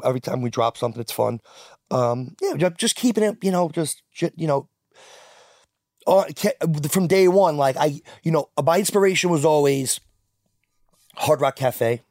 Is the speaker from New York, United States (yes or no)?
yes; New York City, New York, United States; Growing up in Queens was pretty diverse